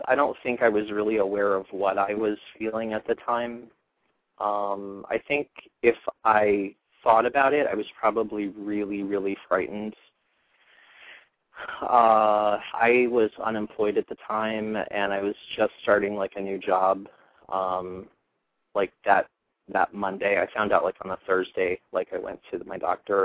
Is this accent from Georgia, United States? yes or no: no; Iowa, United States; also born or lived in Philadelphia suburbs; now in Philadelphia, United States; I moved to the suburbs from Iowa originally. That's where I grew up.